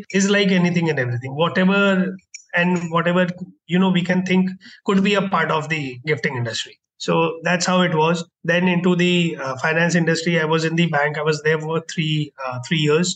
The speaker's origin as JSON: {"language": "English", "town": "Kolkata", "region": "West Bengal", "country": "India", "tie": "born or raised there", "also_born_or_lived": "Bangalore", "moved": "as an adult", "said": "I was born and brought up in Kolkata. I did my schooling there."}